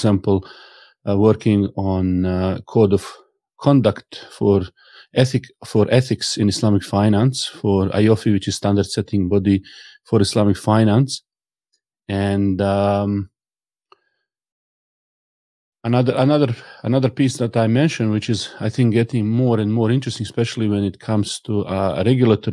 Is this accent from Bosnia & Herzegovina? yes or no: yes; Sarajevo, Federation of Bosnia and Herzegovina, Bosnia & Herzegovina; I was born in Sarajevo, capital city. I've spent all of my life in a very beautiful part of the Sarajevo, which is old part. Went to school there